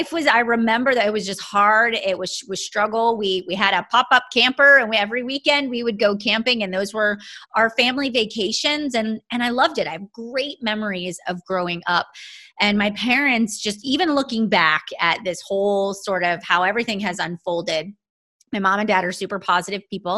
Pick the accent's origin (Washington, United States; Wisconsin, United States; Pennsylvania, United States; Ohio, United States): Pennsylvania, United States; Pittsburgh; I am from east of the city. So I grew up in the Penn Trafford area